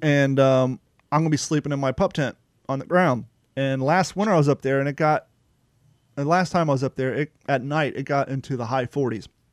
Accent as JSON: {"language": "English", "region": "Ohio", "country": "United States", "tie": "born or raised there", "moved": "yes", "lives_now": "Florida, United States", "said": "I grew up in Ohio"}